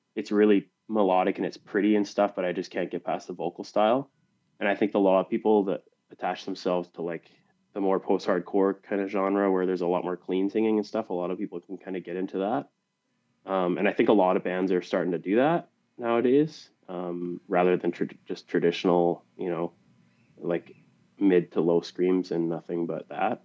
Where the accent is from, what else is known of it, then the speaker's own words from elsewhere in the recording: British Columbia, Canada; also born or lived in Pennsylvania; we're both from Canada